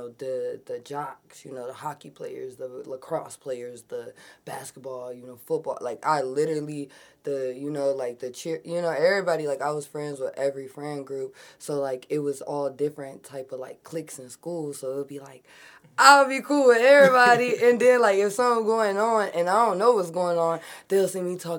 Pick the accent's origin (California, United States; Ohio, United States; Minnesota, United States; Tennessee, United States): Minnesota, United States; Eagan; also born or lived in Burnsville, Minnesota; I mainly grew up like in the suburbs. I would say like Burnsville, Eagan